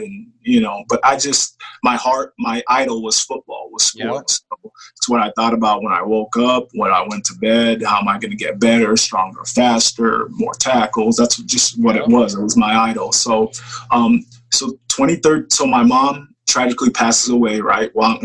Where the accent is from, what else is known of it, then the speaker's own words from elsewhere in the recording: Papillion, Nebraska, United States; also born or lived in Chicago, Illinois / Nigeria / Elkhorn, Nebraska; grew up in Papillion, got to Papillion in about fourth grade